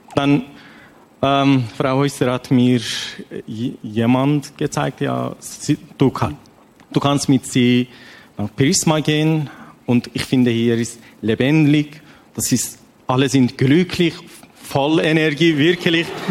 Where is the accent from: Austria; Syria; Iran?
Iran; German is a second language; moved away as an adult; now in Switzerland; ich komme aus dem Iran